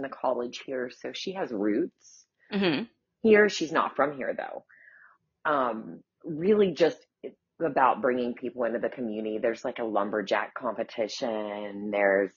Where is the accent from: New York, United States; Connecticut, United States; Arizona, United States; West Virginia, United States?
West Virginia, United States; Elkins; we have the change of seasons here, of course, in West Virginia